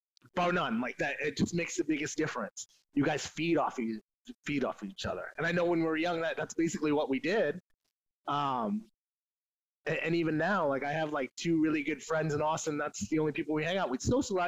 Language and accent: English; LaSalle, Ontario, Canada; I'm from Windsor, man. I'm a LaSalle boy.